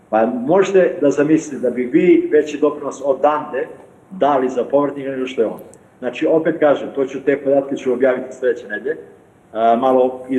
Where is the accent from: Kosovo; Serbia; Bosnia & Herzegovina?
Kosovo; mi Srbi sa Kosova